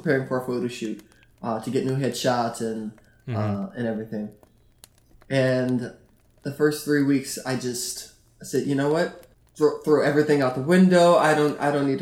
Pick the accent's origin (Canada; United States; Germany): United States; the South; now in New York, United States; I grew up in the South